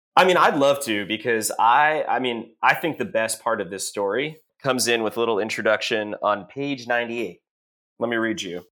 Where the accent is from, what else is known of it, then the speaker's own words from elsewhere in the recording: Texas, United States; also born or lived in Massachusetts; when I was eight, I moved from Massachusetts to Texas